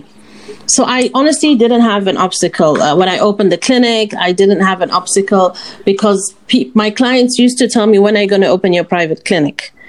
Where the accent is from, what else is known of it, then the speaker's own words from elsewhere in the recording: Oman; we're from Oman